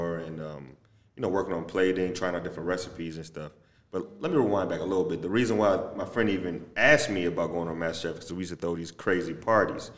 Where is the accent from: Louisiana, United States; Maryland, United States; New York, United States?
Maryland, United States; moved away as an adult; now in Los Angeles, United States; I'm from Maryland.